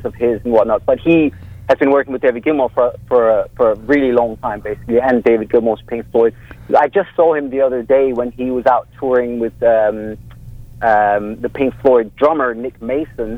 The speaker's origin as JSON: {"language": "English", "town": "Copenhagen", "region": "Capital Region of Denmark", "country": "Denmark", "tie": "born or raised there", "moved": "yes", "lives_now": "Los Angeles, United States", "said": "I'm from Copenhagen"}